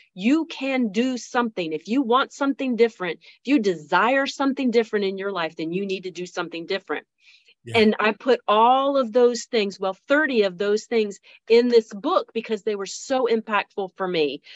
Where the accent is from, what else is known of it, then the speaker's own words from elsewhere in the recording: Pamlico County, North Carolina, United States; I'm from Pamlico County